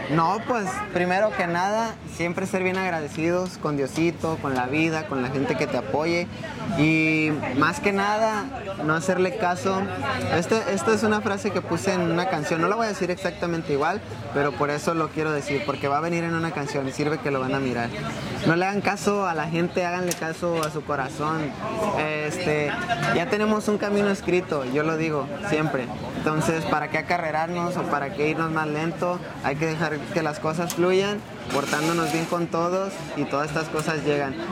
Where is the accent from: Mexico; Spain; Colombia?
Mexico; Jalisco; moved away as an adult; now in Denver, United States; nací en México, toda mi vida estuve viviendo en Jalisco y como a mis 18 años fue cuando vine a Estados Unidos